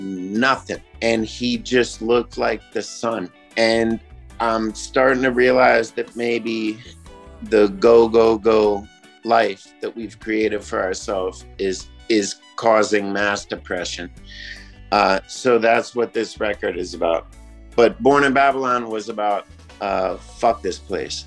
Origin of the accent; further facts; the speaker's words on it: Monrovia, Montserrado, Liberia; I grew up in Africa. I grew up in Monrovia, Liberia, in West Africa.